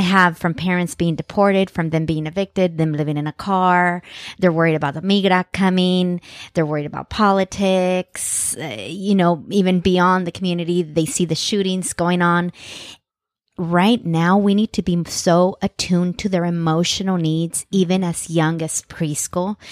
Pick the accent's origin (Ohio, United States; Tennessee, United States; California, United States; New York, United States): California, United States; Central Valley; growing up in the Central Valley